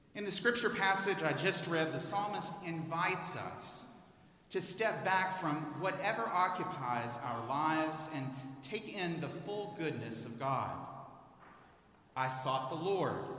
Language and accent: English; Houston, Texas, United States; moved away as an adult; I'm a native of Houston.